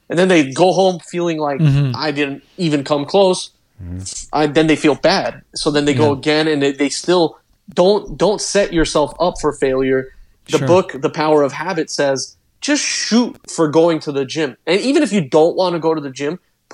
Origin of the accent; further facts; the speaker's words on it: United States; We're from America